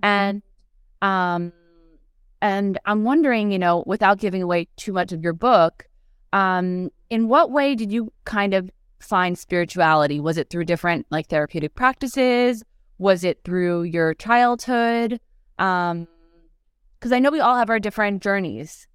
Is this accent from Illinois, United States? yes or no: no; outside of New York, United States; moved away as an adult; also born or lived in Los Angeles, United States; now in Paris, France; I'm American, but I'm from right side of, outside of New York